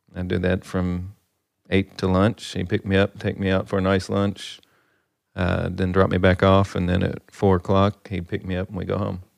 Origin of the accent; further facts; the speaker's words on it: Livermore, Kentucky, United States; now in Owensboro, United States; grew up in Livermore, Kentucky. Population fifteen hundred